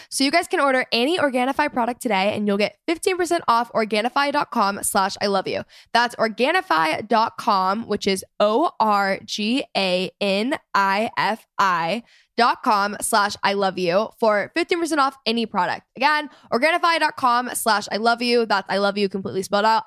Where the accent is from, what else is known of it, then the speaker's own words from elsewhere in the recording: Texas, United States; my hometown experience in Texas